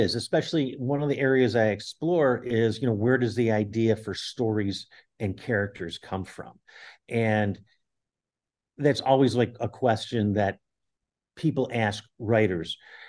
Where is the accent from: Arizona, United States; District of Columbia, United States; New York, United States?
New York, United States; Buffalo; Buffalo, my hometown.